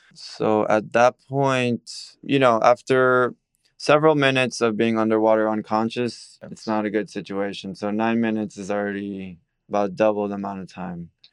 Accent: Miami, Florida, United States; I'm born and raised in Miami, forty years old.

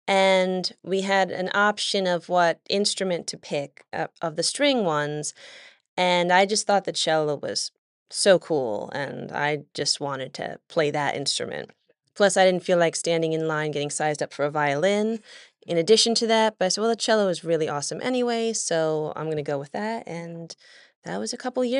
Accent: Oklahoma City, Oklahoma, United States; born there; I was born in Oklahoma City. I don't have much of a recollection of anything about Oklahoma. I come from a military family. Both of my parents were in the Air Force, and we were stationed there briefly when I was born.

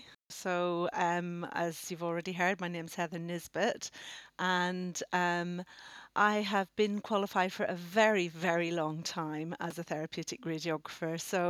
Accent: Northern Ireland, United Kingdom; moved away as an adult; now in Oxford, United Kingdom; And I come from Northern Ireland originally. You might be able to pick up my accent, but bearing in mind I came over to Oxford when I was 18

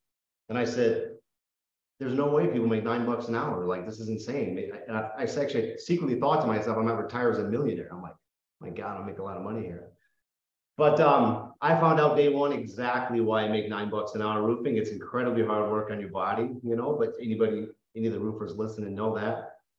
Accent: Oakland, California, United States; I grew up in the Bay Area, Oakland, California, San Jose, Vallejo area.

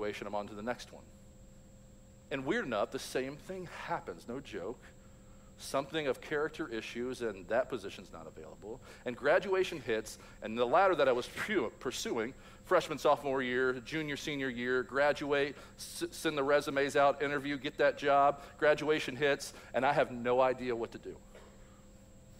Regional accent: Louisville, Kentucky, United States; I grew up in Louisville, Kentucky, graduated high school in 1998

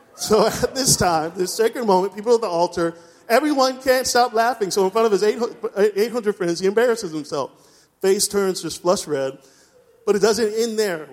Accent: East Coast, United States; moved away; I'm from the East Coast

